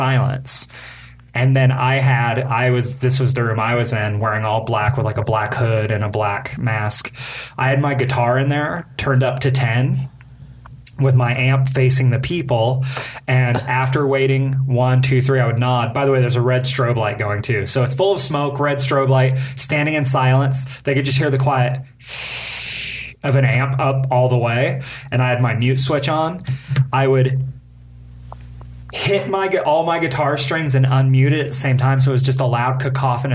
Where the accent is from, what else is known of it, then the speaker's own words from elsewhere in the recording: Bakersfield, California, United States; I grew up in Bakersfield, California.